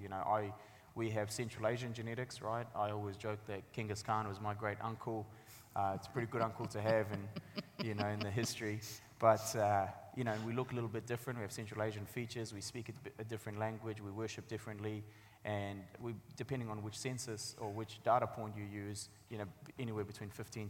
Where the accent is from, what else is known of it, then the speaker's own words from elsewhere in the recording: Sangjoy, Afghanistan; now in New Zealand; First part is about our life and growing up in Afghanistan. The second part is obviously the journey that we went on. And the third part is about our life living and growing up in New Zealand.